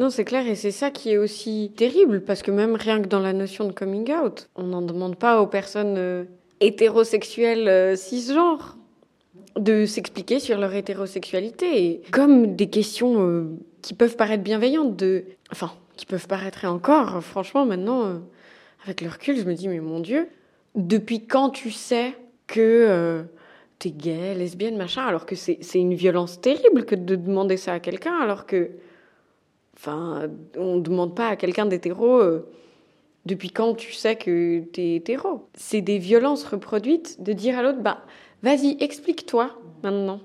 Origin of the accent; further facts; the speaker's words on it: Valais, Switzerland; on a grandi ensemble en Valais.